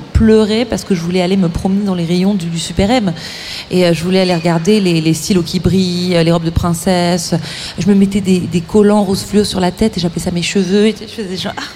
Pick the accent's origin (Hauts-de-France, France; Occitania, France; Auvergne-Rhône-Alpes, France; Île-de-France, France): Île-de-France, France; Malakoff; on a grandi à Malakoff